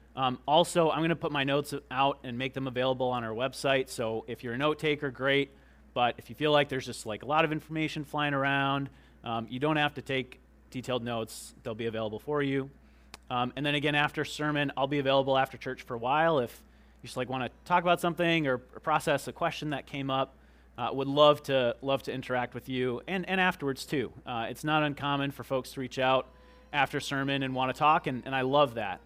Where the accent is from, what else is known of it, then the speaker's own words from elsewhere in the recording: United States; we're Americans